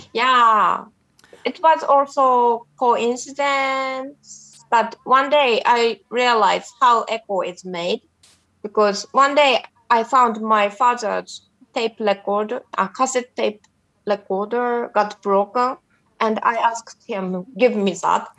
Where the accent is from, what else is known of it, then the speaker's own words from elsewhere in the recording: Japan; in my hometown in Japan